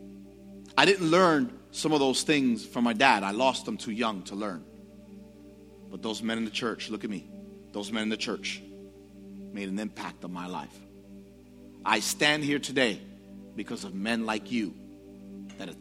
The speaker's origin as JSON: {"language": "English", "town": "New York City", "region": "New York", "country": "United States", "tie": "born or raised there", "said": "growing up in the Bronx, I struggled with understanding identity"}